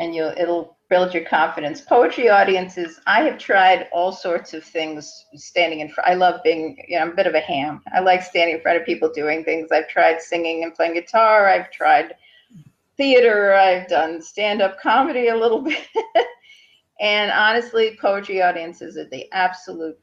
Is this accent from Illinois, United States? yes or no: no; Hastings-on-Hudson, New York, United States; also born or lived in Manhattan, New York; grew up in Hastings on Hudson